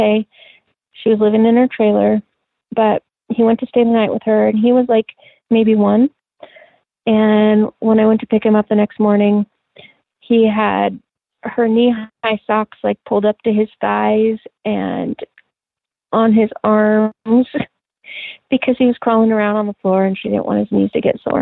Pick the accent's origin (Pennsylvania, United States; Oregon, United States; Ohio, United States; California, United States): Oregon, United States; La Grande; we moved back to my hometown in La Grande